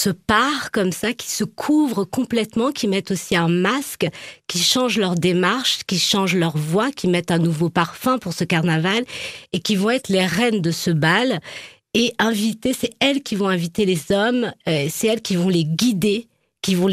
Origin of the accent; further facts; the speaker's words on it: Nouvelle-Aquitaine, France; born there; Ben je suis née en Charente